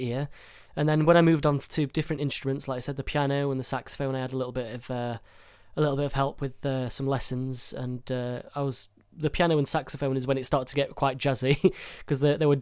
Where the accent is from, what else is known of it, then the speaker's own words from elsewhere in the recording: Sheffield, Yorkshire and the Humber, United Kingdom; I grew up in Sheffield, which I still am now